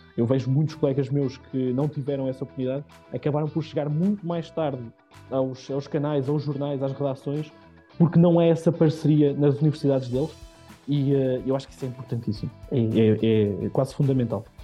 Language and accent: Portuguese; Carregal do Sal, Centro, Portugal; moved away as an adult; also born or lived in Viseu / Lisbon; eu sou de Carregal, sou de, muito, sou de muito perto